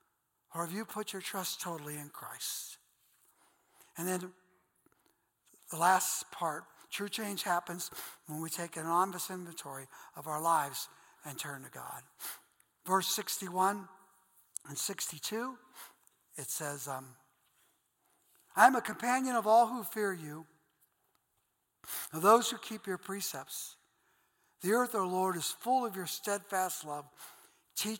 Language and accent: English; Akron, Ohio, United States; accent: Goodyear Heights; I have a Goodyear Heights accent